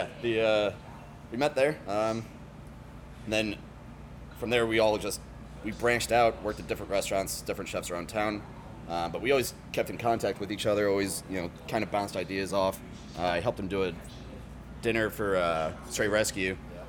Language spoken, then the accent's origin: English; Webster Groves, Missouri, United States; I grew up in Webster